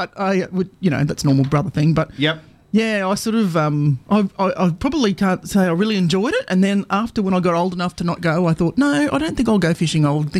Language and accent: English; Townsville, Queensland, Australia; I'm born and bred in Townsville.